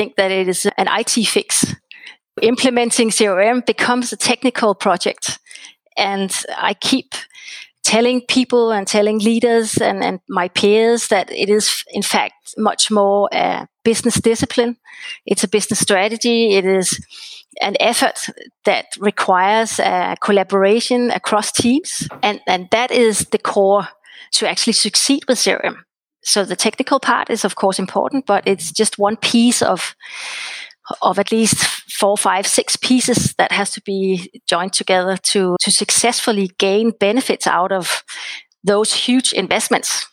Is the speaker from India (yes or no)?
no; Copenhagen, Capital Region of Denmark, Denmark; English is a second language; I'm from Copenhagen